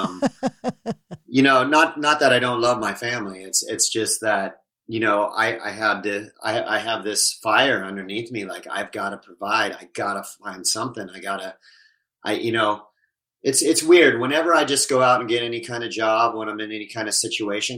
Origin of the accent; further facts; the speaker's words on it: Southern California, United States; also born or lived in Oklahoma; I grew up in Southern California, but I was always in a small country town